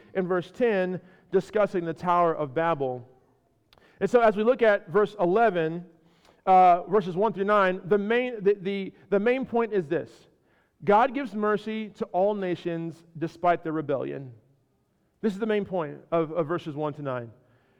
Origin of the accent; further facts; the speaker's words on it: California, United States; moved away as an adult; also born or lived in Chicago, Illinois / Ohio; Born in Chicago, raised in California, spent some time in Ohio for college, came down here